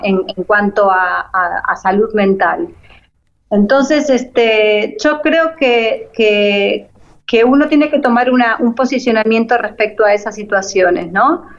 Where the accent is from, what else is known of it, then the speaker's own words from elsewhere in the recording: Argentina; moved away as an adult; now in Panama; Yo soy argentina, pero estoy viviendo ahora en Panamá